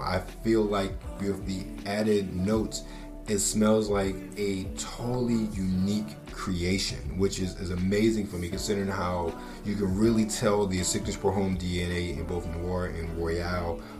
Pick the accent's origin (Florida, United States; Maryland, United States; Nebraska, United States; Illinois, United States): Maryland, United States; Baltimore; moved away; a kid growing up in Baltimore City at the time